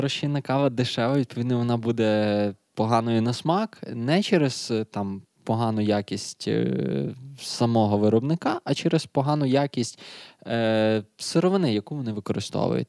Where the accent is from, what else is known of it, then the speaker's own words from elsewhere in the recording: Lviv, Lviv Oblast, Ukraine; ми ж зі Львова